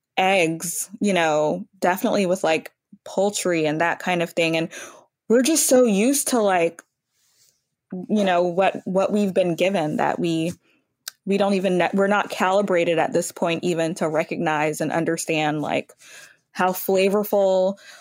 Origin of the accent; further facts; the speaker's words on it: Louisiana, United States; moved away; I grew up in Louisiana